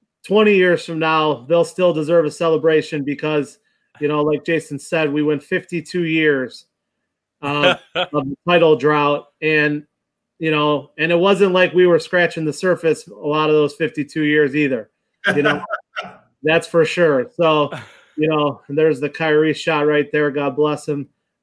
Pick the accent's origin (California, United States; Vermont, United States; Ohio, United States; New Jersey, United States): Ohio, United States; Cleveland; I'm born and raised in Cleveland.